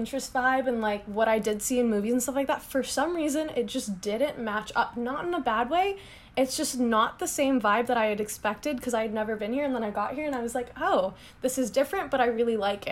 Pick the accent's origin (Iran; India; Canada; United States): United States; Chicago, Illinois; moved away as an adult; also born or lived in Berkeley, California; now in New York City, United States; I'm from Chicago, like, that area